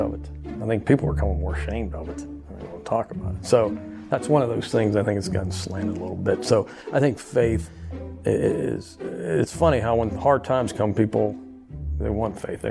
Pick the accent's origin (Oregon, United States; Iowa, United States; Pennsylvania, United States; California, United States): Pennsylvania, United States; Uniontown; now in Louisiana, United States; I am from Uniontown, Pennsylvania.